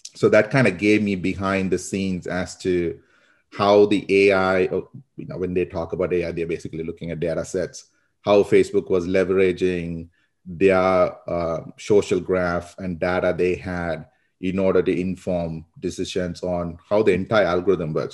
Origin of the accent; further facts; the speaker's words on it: Sri Lanka; now in United States; I grew up in Sri Lanka, um, so a lot of people, that's where my accent is from. Uh, but I've been in the U S for about twenty years now